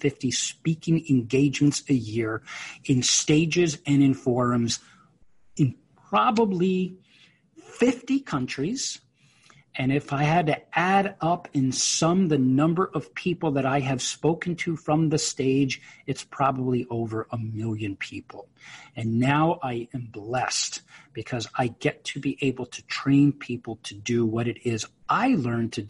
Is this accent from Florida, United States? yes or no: no; New York, United States; I'm a New Yorker, and I was a finance major in college